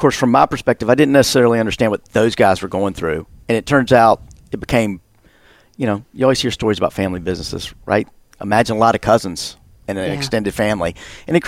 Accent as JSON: {"language": "English", "region": "the South", "country": "United States", "said": "I'm from the South"}